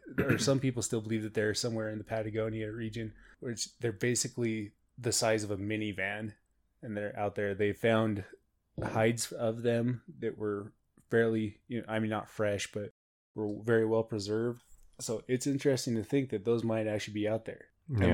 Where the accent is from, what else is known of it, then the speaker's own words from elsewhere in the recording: Ireland; We're from Ireland, so we don't know what that is.